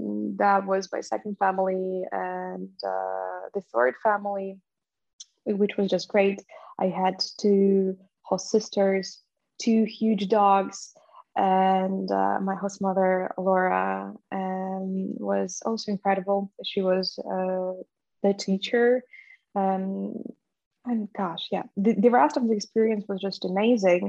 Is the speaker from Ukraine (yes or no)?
yes; Ukraine; moved away; I was growing up in Polish diaspora in Ukraine